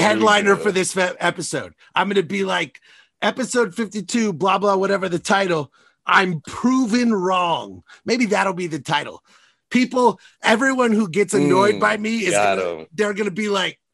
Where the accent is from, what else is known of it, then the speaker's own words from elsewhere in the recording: United States; also born or lived in Toronto; I'm an American. I grew up in this country